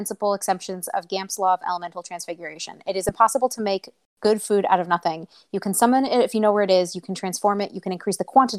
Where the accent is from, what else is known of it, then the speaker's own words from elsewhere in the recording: Chicago, Illinois, United States; I'm from Chicago